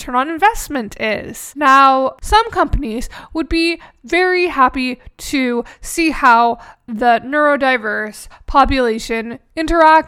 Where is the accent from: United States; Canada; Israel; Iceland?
Canada; I'm Canadian